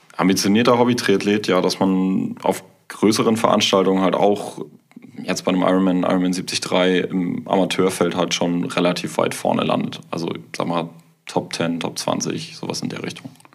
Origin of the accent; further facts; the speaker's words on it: Kiel, Schleswig-Holstein, Germany; ich komme aus Kiel